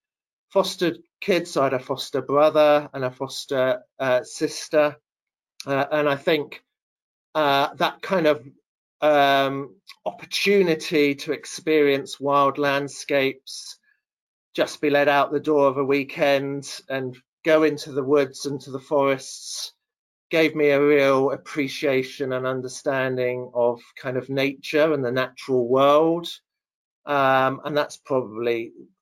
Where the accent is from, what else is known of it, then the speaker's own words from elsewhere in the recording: Devon, South West England, United Kingdom; I grew up in the county of Devon, which is in the southwest part of England